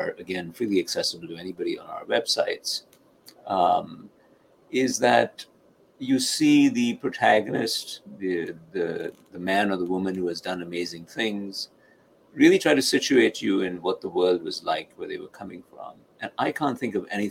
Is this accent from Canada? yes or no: no; India; now in United States; someone like me growing up in India, or as an immigrant to this country